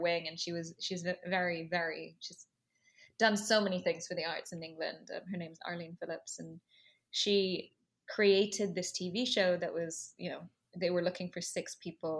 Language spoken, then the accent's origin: English; Dubai, United Arab Emirates; moved away as an adult; also born or lived in London / Los Angeles; now in New York, United States; I have a very mixed background, and I grew up in Dubai. My father is Indian. My mother is Egyptian and Nubian and Muslim